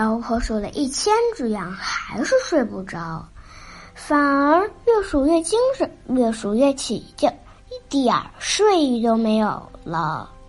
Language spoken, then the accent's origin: Chinese; Beijing, China; 今年六岁，我来自北京。